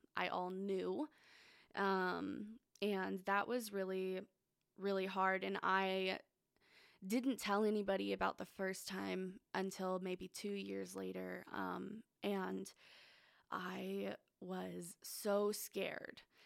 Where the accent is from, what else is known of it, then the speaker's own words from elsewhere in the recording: Phoenix, Arizona, United States; I was born in Arizona. Um, I lived in Phoenix my whole life